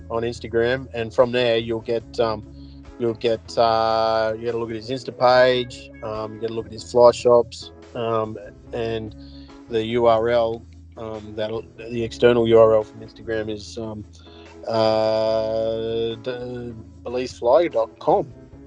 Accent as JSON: {"language": "English", "region": "Queensland", "country": "Australia", "tie": "born or raised there", "said": "a lifetime of living in, you know, 4X's hometown"}